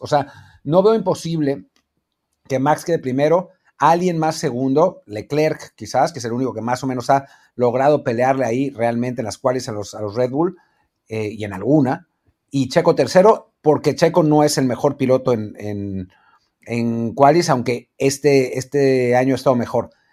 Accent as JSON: {"language": "Spanish", "country": "Mexico", "said": "como mexicanos"}